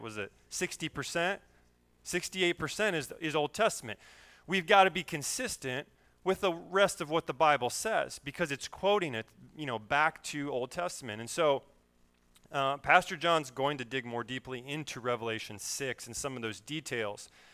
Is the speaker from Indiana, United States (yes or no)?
yes; Berne, Indiana, United States; I grew up in Bern, Indiana